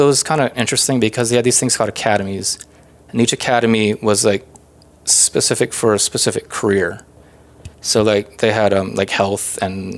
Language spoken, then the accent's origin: English; Hawaii, United States; moved away; growing up in Hawaii, I kind of grew up always wanting to be creative